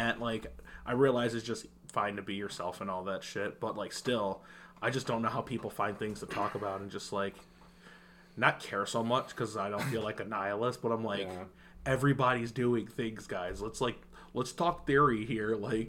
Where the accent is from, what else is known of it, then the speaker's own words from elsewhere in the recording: the South, United States; hey, I'm from the South.